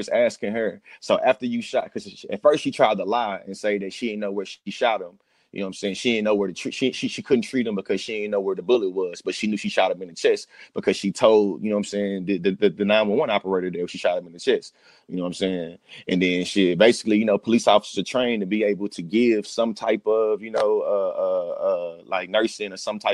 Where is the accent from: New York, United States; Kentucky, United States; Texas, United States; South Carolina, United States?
Texas, United States; now in Oklahoma, United States; I'm a native in Texas and born and raised in Texas